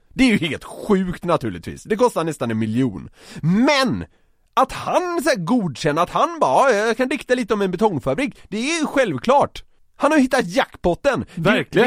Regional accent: Gothenburg, Västra Götaland, Sweden; jag är från Göteborg

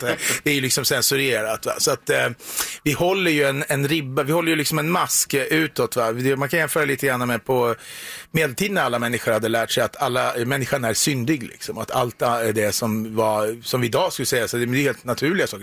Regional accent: Eskilstuna, Södermanland, Sweden; Jag kommer från Eskilstuna

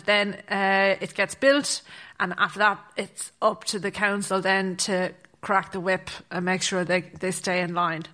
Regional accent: Athlone, Connacht, Ireland; moved away as an adult; also born or lived in Galway / Dublin; I'm from Athlone in County Roscommon

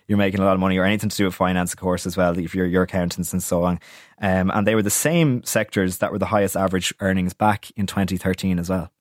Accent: Wicklow, Leinster, Ireland; To my hometown, to Wicklow

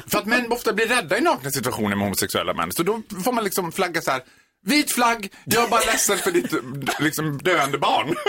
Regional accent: Borlänge, Dalarna County, Sweden; moved away; Jag är född och uppvuxen i Borlänge

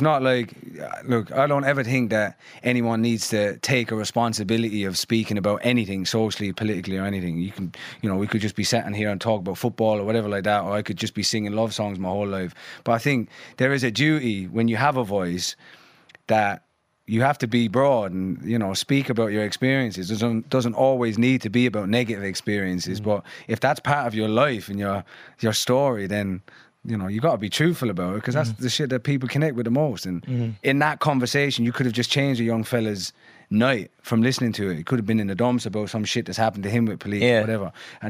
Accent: London, United Kingdom; born there; I was born in Stoke Newington in Hackney in London.

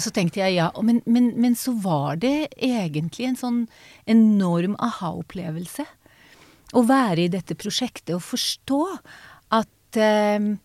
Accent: Israel; first language Hebrew; Norwegian is a second language; moved away as an adult; now in Norway; min familie flyttet til Israel da jeg var baby.

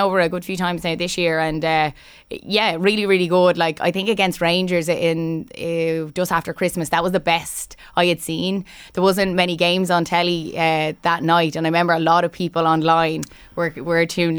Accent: Ratoath, Leinster, Ireland; moved away as an adult; now in County Down, United Kingdom; We're here in my hometown, over at Tote in County Meath, where the population has grown rapidly over the last 20 to 30 years, with just over 500 people residing here in the early 90s to over 10,000 people living here in 2022.

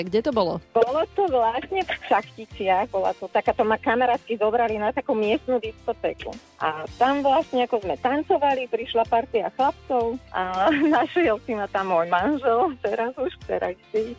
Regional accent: Vrbové, Trnava Region, Slovakia; Aktuálne som v práci v Piešťanoch, ale pochádzam z Vrbového.

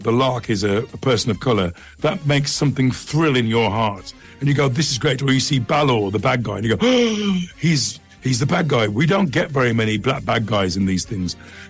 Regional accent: Dudley, West Midlands, United Kingdom; it's just fun being a Jamaican kid from Dudley who gets to be from Ireland.

